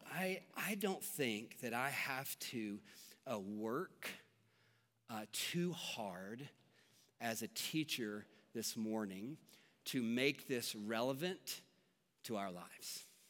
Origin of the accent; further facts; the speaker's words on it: Franklin, Tennessee, United States; moved away; I grew up in Tennessee, and tornadoes are much more prevalent there than they are here. And in the town that we lived in, Franklin, Tennessee